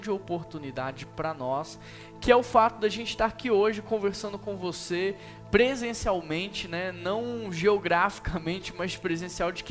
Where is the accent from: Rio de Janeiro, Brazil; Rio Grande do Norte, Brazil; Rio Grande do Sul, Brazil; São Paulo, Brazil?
São Paulo, Brazil; moved away as an adult; now in Belo Horizonte, Brazil; porque eu saí de São Paulo e vim para Belo Horizonte que eu deixei de ser família com eles.